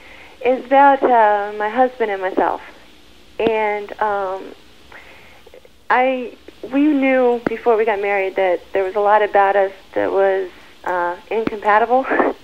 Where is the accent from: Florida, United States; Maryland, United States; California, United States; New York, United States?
Maryland, United States; I'm from Maryland.